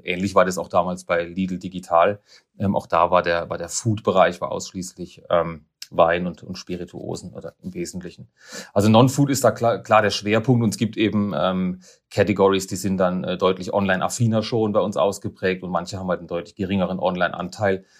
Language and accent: German; Karlsruhe, Baden-Württemberg, Germany; moved away as an adult; also born or lived in Neckarsulm; now in Basel, Switzerland; Ich bin Karlsruher